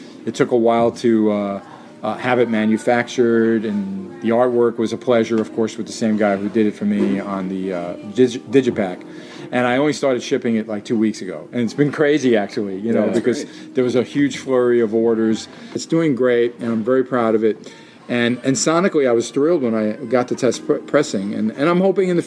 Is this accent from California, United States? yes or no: no; New York City, New York, United States; who I grew up with in Jackson Heights, where I lived then in Queens